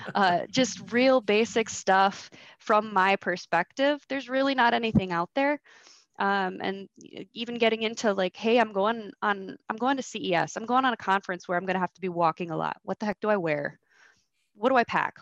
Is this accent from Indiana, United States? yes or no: no; Michigan, United States; I was born and raised in Michigan